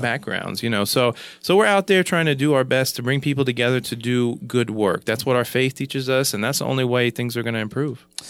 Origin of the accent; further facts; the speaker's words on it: Kansas, United States; now in Oklahoma, United States; from Kansas, uh, you know, moving to Oklahoma